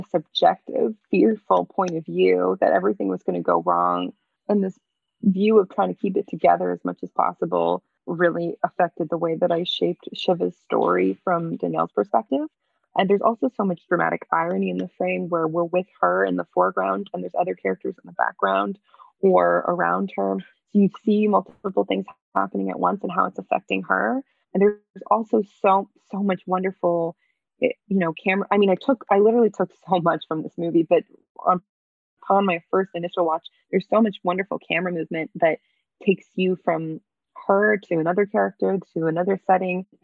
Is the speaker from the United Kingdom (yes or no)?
no; Canada; moved away as an adult; also born or lived in New York; I'm Canadian and I was living in New York